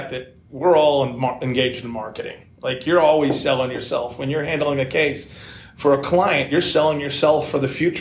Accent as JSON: {"language": "English", "town": "Dallas", "region": "Texas", "country": "United States", "tie": "born or raised there", "said": "I grew up in Dallas, Texas"}